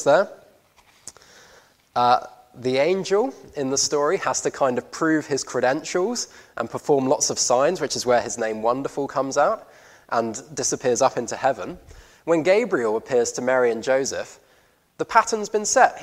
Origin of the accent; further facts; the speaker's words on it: Guernsey; I grew up on Guernsey